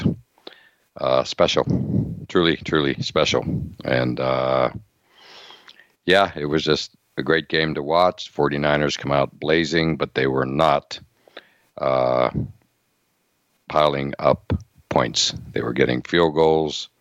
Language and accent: English; Western Pennsylvania, United States; moved away; also born or lived in Boston; growing up in Western Pennsylvania